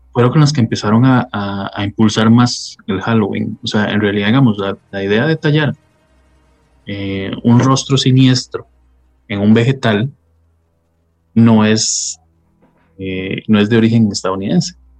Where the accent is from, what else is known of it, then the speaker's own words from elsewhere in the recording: Costa Rica; los que somos costarricenses